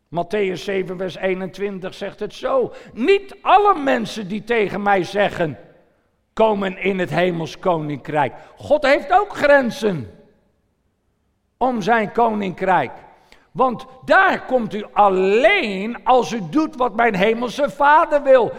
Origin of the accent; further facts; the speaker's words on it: Netherlands; Ik verlaat mijn gebied Nederland en ik zit in een ander land.